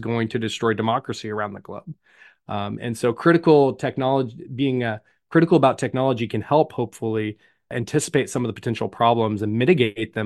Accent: Tulsa, Oklahoma, United States; I'm from Tulsa

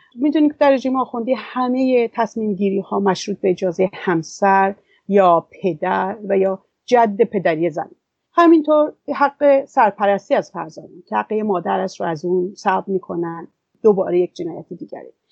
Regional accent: Iran; وطنم ایران

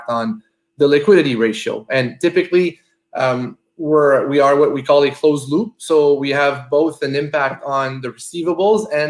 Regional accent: Gatineau, Quebec, Canada; now in Montreal, Canada; I was actually born and raised in Gatineau, and I went to Ottawa U

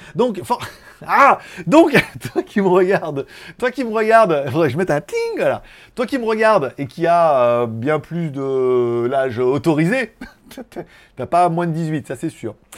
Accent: France; now in Thailand; je suis français

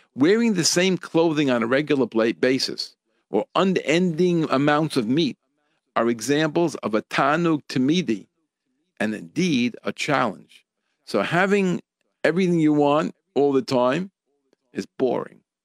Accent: United States; from where I grew up here in America

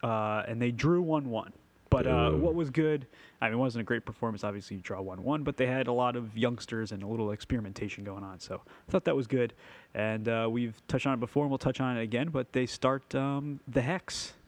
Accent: London, United Kingdom; I'm from London.

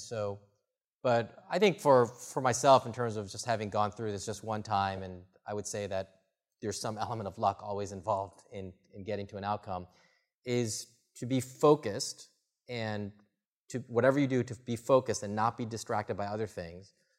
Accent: the Midwest, Michigan, United States; now in Bay Area, United States; I grew up in the Midwest, you know, Michigan or these other places

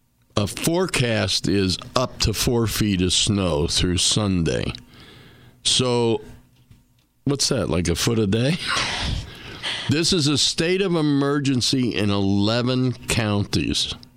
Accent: Rochester, New York, United States; moved away; I grew up in Rochester as a kid, little kid.

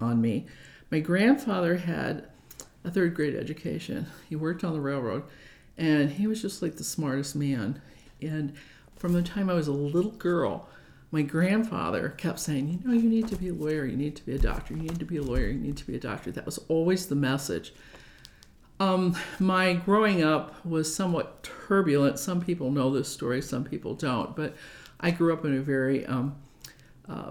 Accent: Omaha, Nebraska, United States; I was born and raised in Omaha.

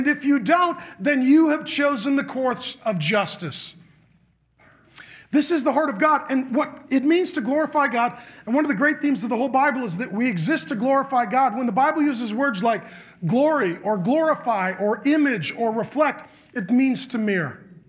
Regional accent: Ireland; You know, I'm Irish. We have two emotions, angry and asleep.

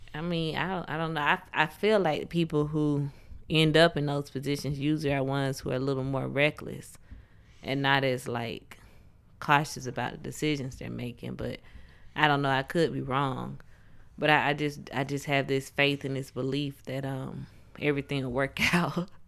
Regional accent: Georgia, United States; I was born here in Georgia

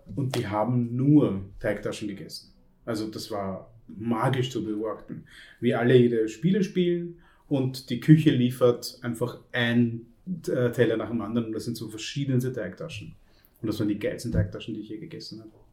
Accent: Vienna, Austria; bei uns in Wien

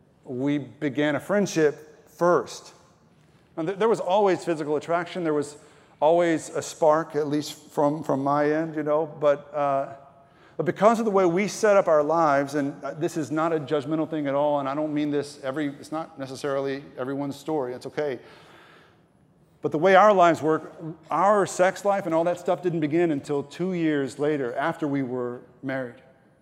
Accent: Texas, United States; She's from Ecuador and I am from East Texas.

